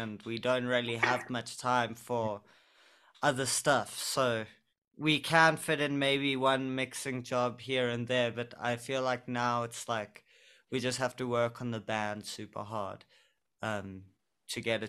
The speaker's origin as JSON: {"language": "English", "country": "South Africa"}